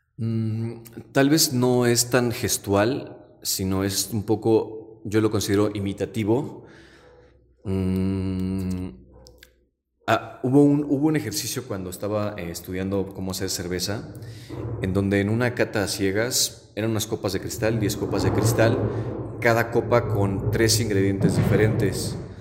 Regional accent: Zinacantepec, State of Mexico, Mexico; yo soy de Sinacantepec y tenía un tío abuelo que se dedicaba a la barbacoa y el pulque

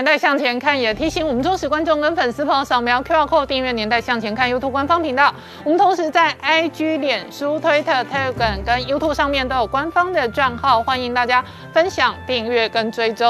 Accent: Taiwan; 我跟你讲，我作为一个台妹，我好想要委托日本代购

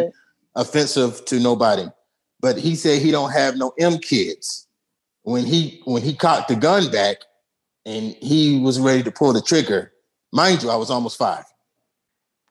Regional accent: New York City, New York, United States; Brooklyn, I'm from Atlantic and Rockaway and Blakes and Lennon. That means that's from the projects

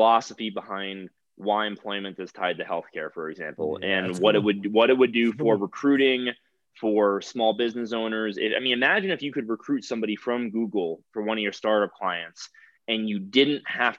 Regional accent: South Florida, United States; now in Colorado, United States; I'm from South Florida. I've owned guns my whole life.

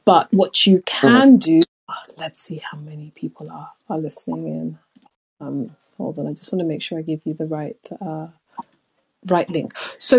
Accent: London, United Kingdom

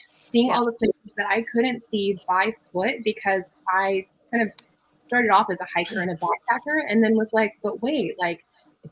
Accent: California, United States; when I was a kid, we were going out to Glamis. I'm from California.

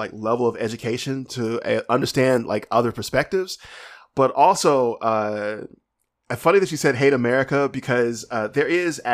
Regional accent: United States; I'm American

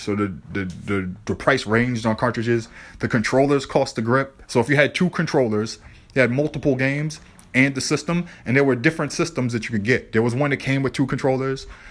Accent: Boston, Massachusetts, United States; I grew up in the South End, Lower Roxbury, Boston

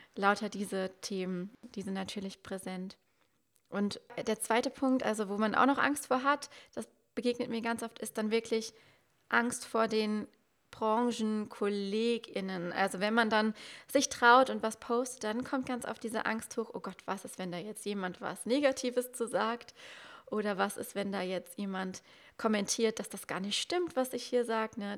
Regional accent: Germany; ich komme aus dem Westerwald, das kennen auch nicht so viele. Ähm, Köln ist so die nächstgrößere Stadt. Ich bin aber so ein Dorfkind

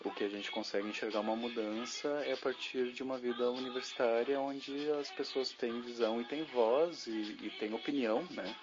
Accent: Lajeado, Rio Grande do Sul, Brazil; moved away; eu saí de Lajada há 12 anos atrás, voltei há dois anos atrás para cá

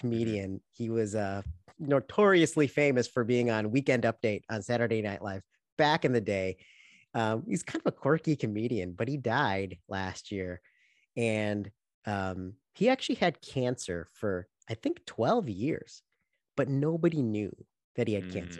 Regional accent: Chicago, Illinois, United States; we grew up in Chicago

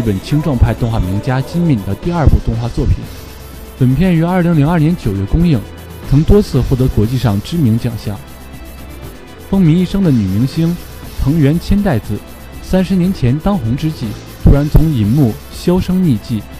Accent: northern China, China; 我是一个北方人，

